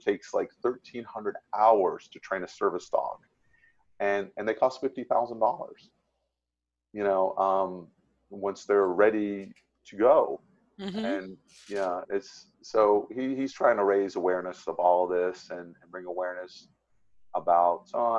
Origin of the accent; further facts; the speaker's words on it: Florida, United States; I was already in Tennessee. I was from Florida. I was already halfway there.